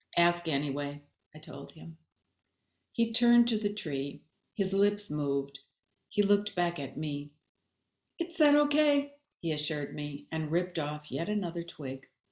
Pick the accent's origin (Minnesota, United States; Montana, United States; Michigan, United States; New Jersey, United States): Minnesota, United States; Babbitt; moved away; also born or lived in Bemidji, Minnesota; I was born in Bemidji, grew up um, near the Boundary Waters on Birch Lake outside of Babbitt